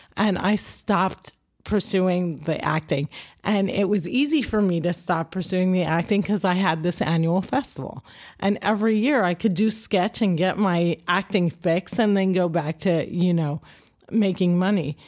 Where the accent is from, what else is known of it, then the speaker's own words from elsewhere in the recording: Cliffside Park, New Jersey, United States; I'm a Jersey girl. I'm born and raised in New Jersey